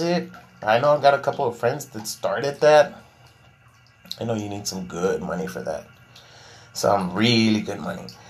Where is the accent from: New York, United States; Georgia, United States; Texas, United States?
Texas, United States; Laredo; I'm from Laredo, Texas